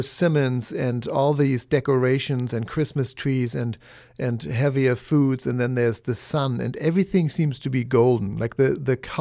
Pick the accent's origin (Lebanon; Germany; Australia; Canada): Germany; moved away; the root cellars anymore that I grew up with in Germany